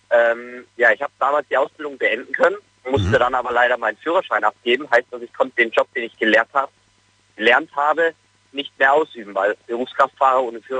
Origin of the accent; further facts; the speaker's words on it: Munich, Bavaria, Germany; wie du ja schon gesagt hast, ich komme aus München